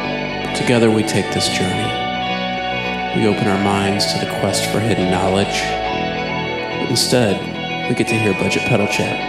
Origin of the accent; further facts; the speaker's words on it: Midwest of America, United States; from the Midwest of America.